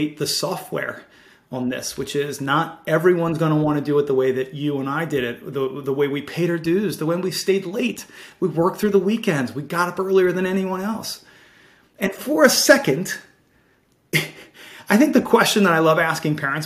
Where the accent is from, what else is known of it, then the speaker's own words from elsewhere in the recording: Baltimore, Maryland, United States; growing up in Baltimore City